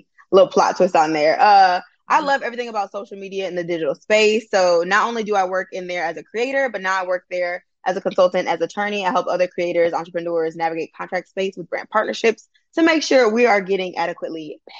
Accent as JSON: {"language": "English", "town": "Flint", "region": "Michigan", "country": "United States", "tie": "born or raised there", "also_born_or_lived": "New York City, New York / Georgia", "moved": "as an adult", "lives_now": "Birmingham, United States", "said": "I was born in Manhattan, New York. I was raised in Flint, Michigan. I went to college in Georgia, and now I'm currently in Birmingham, Alabama."}